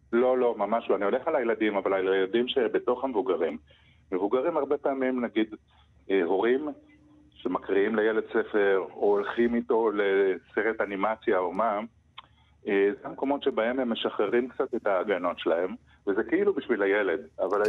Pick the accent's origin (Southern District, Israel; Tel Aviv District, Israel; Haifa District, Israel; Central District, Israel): Southern District, Israel; Arad; אני גדלתי- גדלתי בערד